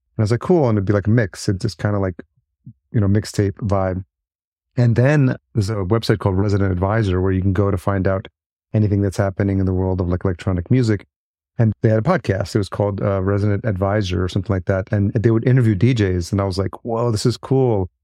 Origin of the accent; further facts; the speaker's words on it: Yonkers, New York, United States; now in Minneapolis, United States; I'm in Minneapolis now, but I'm a New Yorker, grew up in Yonkers